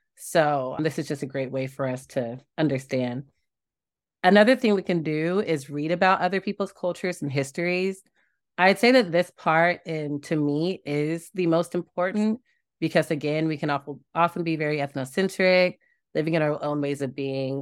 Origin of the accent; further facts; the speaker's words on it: Tulsa, Oklahoma, United States; I'm from Tulsa